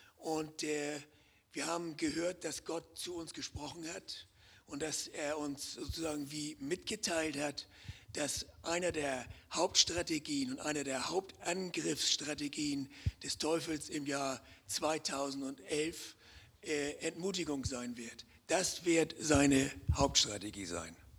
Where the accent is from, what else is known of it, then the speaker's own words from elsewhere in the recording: Hamburg, Germany; moved away as an adult; now in Konstanz, Germany; ich komme ja aus dem Norden, ich bin ja Hamburger, vielleicht hören das einige auch am, am Akzent